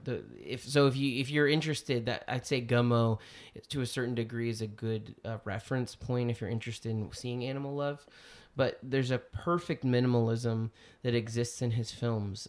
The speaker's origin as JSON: {"language": "English", "country": "United States", "said": "I'm saying that as an American."}